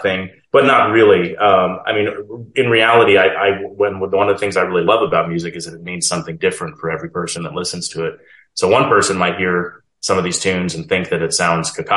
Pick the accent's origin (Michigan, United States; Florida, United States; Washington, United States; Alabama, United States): Washington, United States; Federal Way; also born or lived in Vancouver, Washington; I'm from Washington State originally. I grew up in the Seattle area in a suburb called Federal Way, Washington